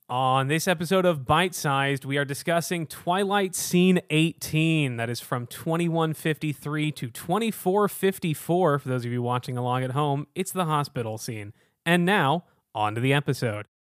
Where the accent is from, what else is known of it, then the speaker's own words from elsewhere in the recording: Houston, Texas, United States; now in Chicago, United States; I was born and raised in Houston, Texas, a very hot part of the country